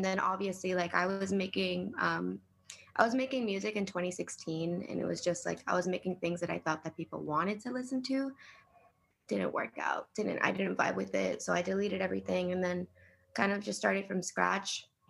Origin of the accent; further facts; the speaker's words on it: Miami, Florida, United States; I grew up in Miami with my parents.